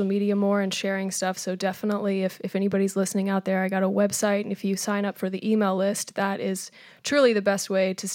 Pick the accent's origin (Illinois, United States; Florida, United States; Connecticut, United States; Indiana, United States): Indiana, United States; Madison; also born or lived in Louisville, Kentucky; I was born here, and I moved there in third grade